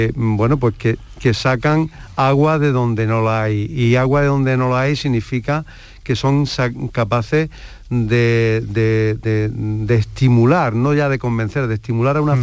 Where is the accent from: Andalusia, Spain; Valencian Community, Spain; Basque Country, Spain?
Andalusia, Spain; somos andaluces